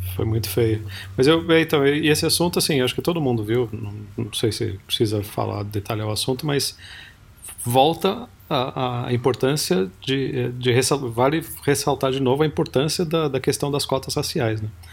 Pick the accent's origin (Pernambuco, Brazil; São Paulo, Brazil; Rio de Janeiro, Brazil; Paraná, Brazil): São Paulo, Brazil; Piracicaba; é Piracicaba, Foró, essa é minha cidade natal